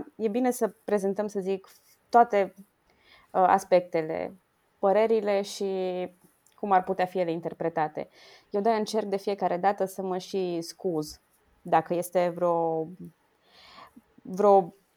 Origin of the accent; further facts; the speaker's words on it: Romania; ca româncă